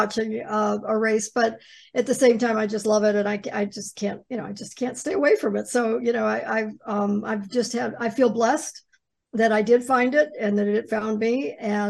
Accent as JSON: {"language": "English", "region": "Ohio", "country": "United States", "tie": "born or raised there", "said": "I grew up in the Midwest. I grew up in Ohio"}